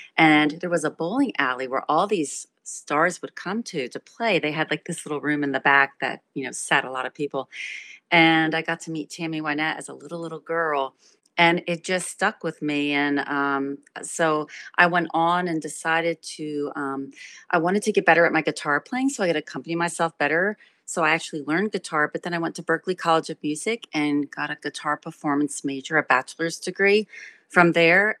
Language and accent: English; Trenton, New Jersey, United States; I was raised in Trenton, New Jersey